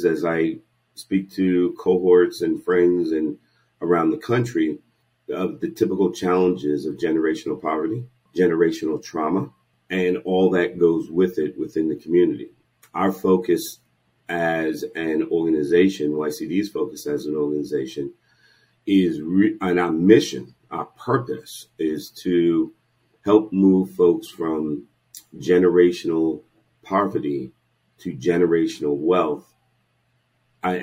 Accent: East Coast, New York, United States; moved away as an adult; also born or lived in New England / Bay Area, California; now in San Francisco Bay Area, United States; My background is I'm born and raised in the East Coast, York, did my education in New England, and then spent the majority of my career in the for-profit space

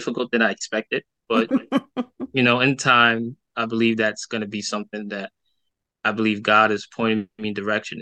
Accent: New York City, New York, United States; I grew up in Brooklyn, New York

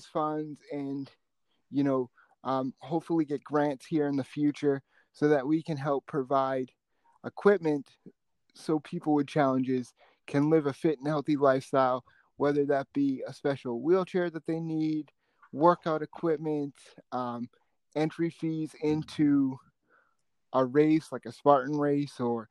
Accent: Boston, Massachusetts, United States; growing up in Boston

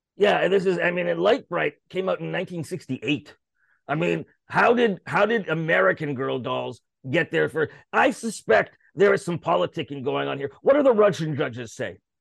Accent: Canada; I'm a Canadian, Canadian show business.

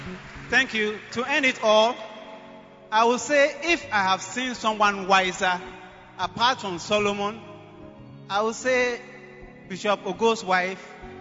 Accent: Sierra Leone; moved away as an adult; also born or lived in Accra, Ghana; now in Ghana; how far God had brought me from Sierra Leone.

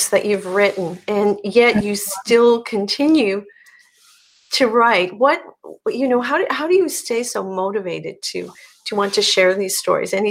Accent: Newfoundland and Labrador, Canada; And I'm from here.

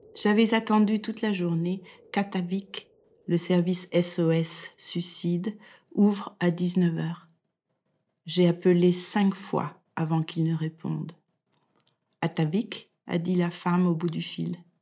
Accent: France; moved away as an adult; now in Denmark; Je suis française et je vis au Danemark depuis plus

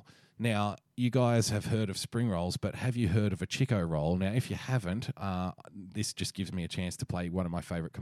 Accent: Sydney, New South Wales, Australia; So growing up in Australia, especially in the western suburbs of Sydney where you had wog shops abound

